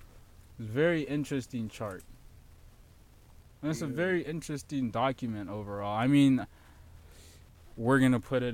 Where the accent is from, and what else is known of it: United States